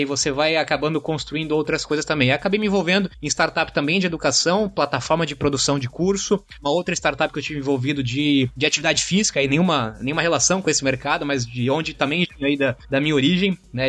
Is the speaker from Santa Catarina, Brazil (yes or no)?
yes; Blumenau, Santa Catarina, Brazil; Estudei e vim de Blumenau, Santa Catarina